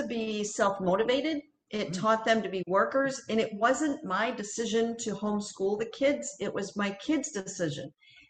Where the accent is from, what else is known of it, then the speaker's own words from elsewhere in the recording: Augusta, Maine, United States; moved away as an adult; also born or lived in Litchfield, Maine / West Gardiner, Maine / Readfield, Maine / Manchester, Maine; now in Bangor area, United States; I was born in Augusta, Maine. Okay. Raised in Litchfield in West Gardner, Maine. Okay. Spent a bunch of mostly Kennebec County. Spent a lot of my life in Readfield in Manchester.